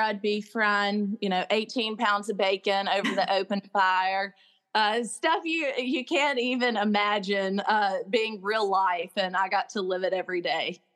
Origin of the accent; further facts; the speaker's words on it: Crystal Springs, Mississippi, United States; also born or lived in Jackson Hole, Wyoming; I never dreamed I'd be back in Mississippi, much less the, uh, the hometown